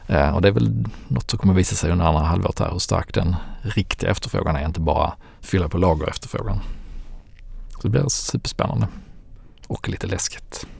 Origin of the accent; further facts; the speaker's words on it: Landskrona, Skåne, Sweden; Landskrona, min hemstad